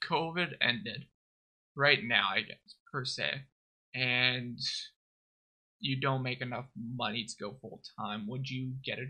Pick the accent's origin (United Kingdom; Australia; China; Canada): Canada; Technically, I'm Brit. I'm from Canada. We're under the Queen.